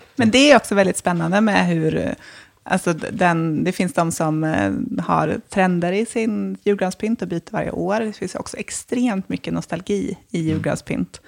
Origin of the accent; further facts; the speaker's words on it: Småland, Sweden; moved away; Nu kommer jag från Småland, från en skogsgård, så jag är hemma liksom första advent nästan alltid